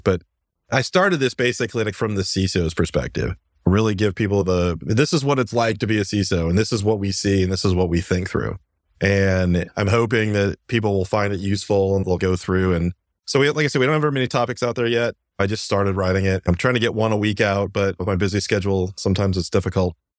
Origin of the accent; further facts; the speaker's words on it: Iowa, United States; now in Virginia, United States; Growing up in Iowa